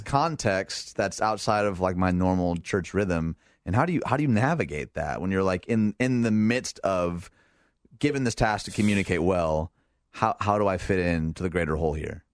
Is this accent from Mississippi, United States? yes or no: no; outside Detroit, Michigan, United States; moved away; I grew up outside Detroit